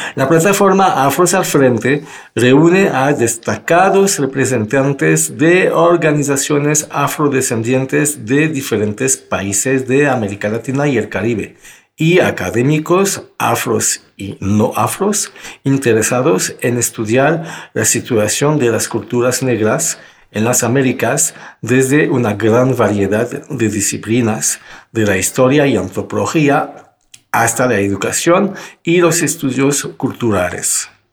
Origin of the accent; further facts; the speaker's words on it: France; now in Mexico; en Francia, de donde soy originario